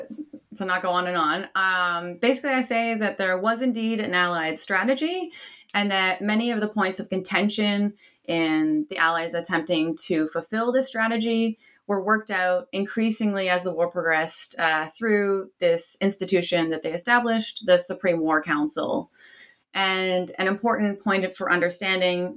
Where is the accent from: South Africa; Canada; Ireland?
Canada; now in Australia; I'm Canadian by origin